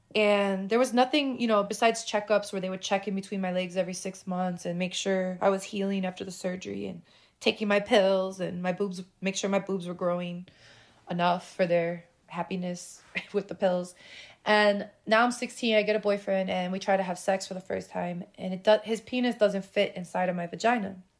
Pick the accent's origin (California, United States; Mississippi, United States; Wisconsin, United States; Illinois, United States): Illinois, United States; Chicago; I was born in Chicago, born and raised, still live there